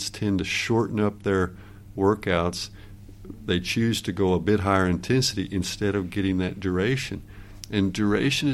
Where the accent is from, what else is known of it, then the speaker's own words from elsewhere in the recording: United States; moved away as an adult; now in Norway; I'm an American by birth and training, and then I moved to Norway 23 years ago